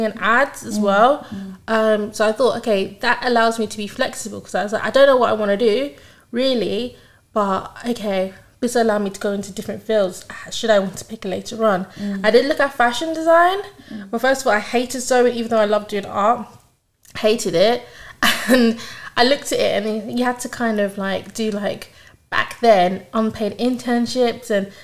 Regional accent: London, United Kingdom; I grew up in Isaac, so basically Hounslow, so borough of Hounslow, so West London, and I've grown up there my whole life

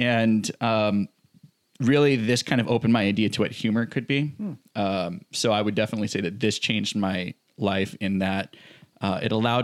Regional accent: Hawaii, United States; we're from Hawaii

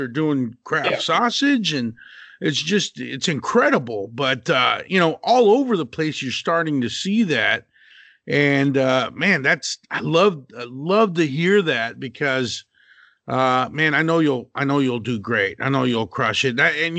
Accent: Texas, United States; moved away as an adult; now in Southern California, United States; I'm born and raised in Texas. I grew up there and you know, 2.5 years ago, moved out to Southern California

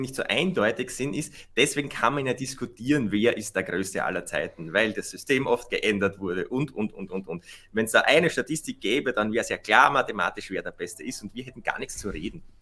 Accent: Austria; für uns Österreicher

